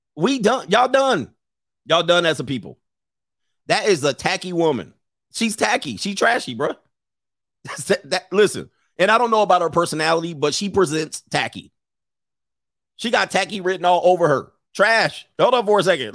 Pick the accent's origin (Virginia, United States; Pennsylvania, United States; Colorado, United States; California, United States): California, United States; Los Angeles; I grew up in the San Fernando Valley in my late teen-, teens